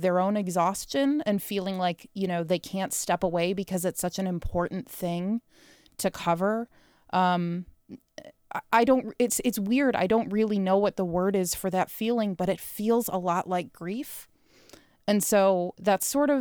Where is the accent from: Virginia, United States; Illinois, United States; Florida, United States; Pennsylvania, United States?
Illinois, United States; Chicago; now in Seattle, United States; I'm from Chicago